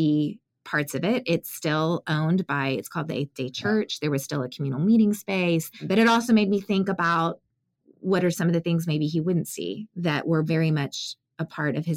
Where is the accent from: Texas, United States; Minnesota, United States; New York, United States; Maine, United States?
Texas, United States; San Antonio; I grew up in San Antonio, 80% Hispanic